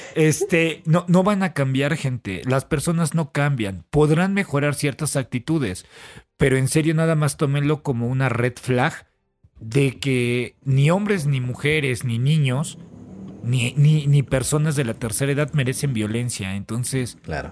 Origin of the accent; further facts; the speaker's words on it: Mexico; como mexicano